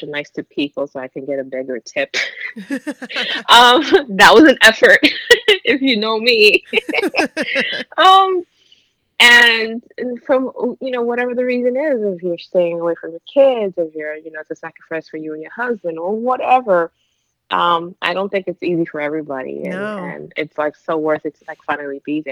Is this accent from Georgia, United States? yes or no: no; New York, United States; I'm from New York